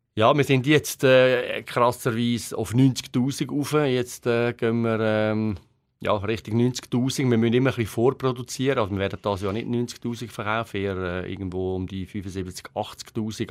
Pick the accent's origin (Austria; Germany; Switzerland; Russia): Switzerland; wir äh, Schweizer sind